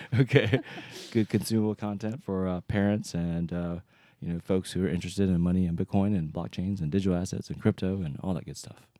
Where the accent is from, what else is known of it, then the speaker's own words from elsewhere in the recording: North Carolina, United States; now in Seattle, United States; I grew up in North Carolina